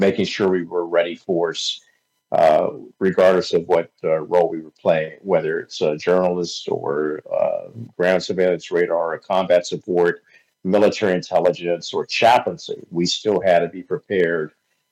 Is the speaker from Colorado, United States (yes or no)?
no; Hagerstown, Maryland, United States; moved away as an adult; also born or lived in Tulsa, Oklahoma; I started in radio at the age of 16 in my hometown of Hagerstown, Maryland